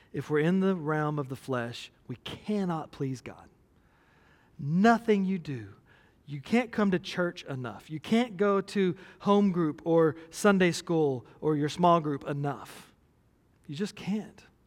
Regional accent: United States

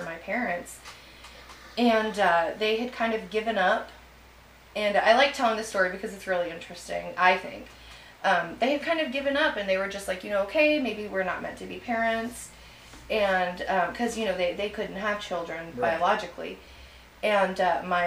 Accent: Petronila, Texas, United States; I grew up out in Petronila, which we were surrounded by farmland

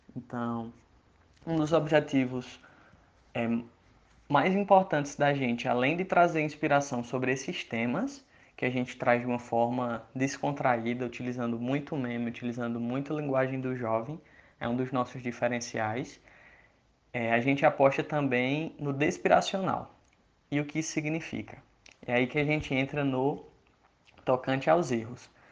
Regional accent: Iguatu, Ceará, Brazil; moved away as an adult; now in Campina Grande, Brazil; eu sou cearense, eu tenho 20, 28 anos, eu nasci lá no interior do Ceará, numa cidade chamada Iguatu, e aí eu vim para Campina Grande, na Paraíba, onde eu moro hoje, estudar engenharia civil

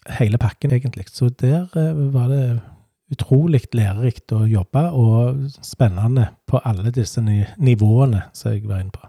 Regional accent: Stavanger, Rogaland, Norway; moved away as an adult; also born or lived in Hana / Hummersåk; now in Hjelmeland, Norway; Jeg vokste opp på Vaulen, rett overfor Vaulen skole

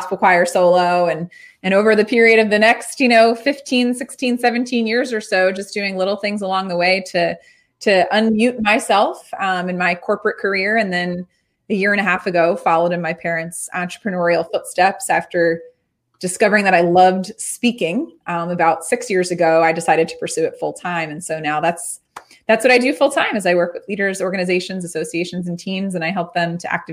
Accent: Baltimore, Maryland, United States; also born or lived in Spain; I live, born and raised in Baltimore, Maryland

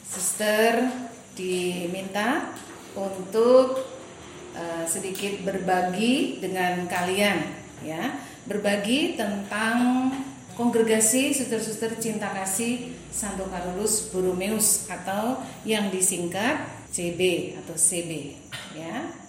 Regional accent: Kupang, East Nusa Tenggara, Indonesia; moved away; Saya dari Kupang. Lalu ke Jogja tahun 89 untuk mengikuti pembinaan yang ada di sana.

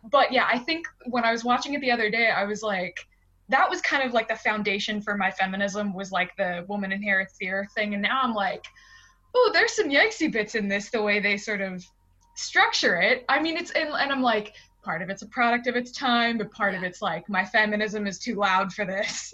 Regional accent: Pittsburgh, Pennsylvania, United States; I'm from Pittsburgh in Pennsylvania

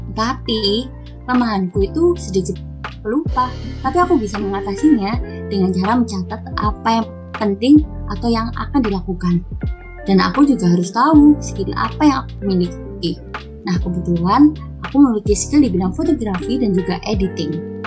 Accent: Sidoarjo, East Java, Indonesia; Aku berasal dari Sidoarjo, Jawa Timur

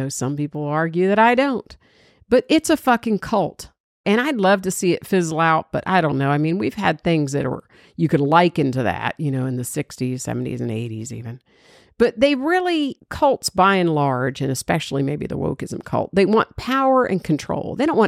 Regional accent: Georgia, United States; Now, this story, everybody knows I'm from Georgia. I'm a Bulldog fan. I put three girls through UGA.

